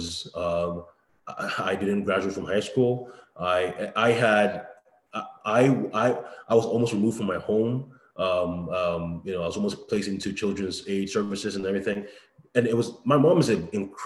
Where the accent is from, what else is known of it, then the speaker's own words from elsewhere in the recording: Brampton, Ontario, Canada; moved away as an adult; also born or lived in Toronto; now in Ohio, United States; I grew up in Brampton, where, you know, white people are the minority for the most part